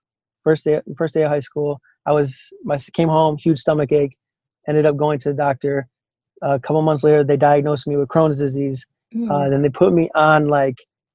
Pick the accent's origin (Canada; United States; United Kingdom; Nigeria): United States; Chicago, Illinois; moved away as an adult; now in San Antonio, United States; born and raised in Chicagoland area